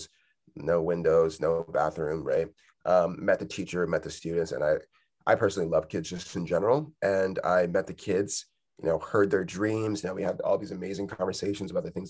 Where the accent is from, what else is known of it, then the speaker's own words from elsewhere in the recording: United States; as a Nigerian growing up in America